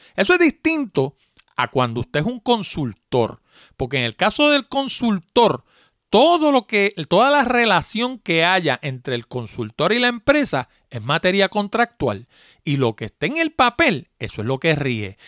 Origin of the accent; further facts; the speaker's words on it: New York City, New York, United States; moved away; yo también soy de allá de Nueva York, nací en, en Manhattan precisamente, y vivía en la 161 West